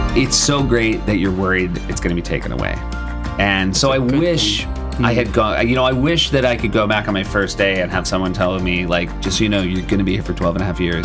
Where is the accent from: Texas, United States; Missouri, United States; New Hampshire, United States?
New Hampshire, United States; also born or lived in Chicago, Illinois / Michigan; born in uh, Chicago and uh, worked our way around a little bit, but mostly I would say I grew up in New Hampshire